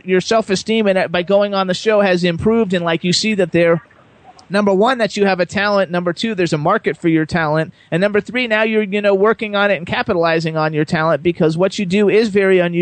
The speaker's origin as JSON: {"language": "English", "town": "West Palm Beach", "region": "Florida", "country": "United States", "tie": "born or raised there", "said": "I grew up in West Palm Beach"}